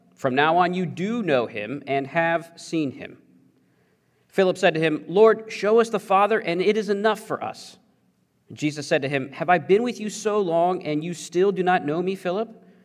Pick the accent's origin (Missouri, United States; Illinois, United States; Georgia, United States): Missouri, United States; I mostly grew up in Missouri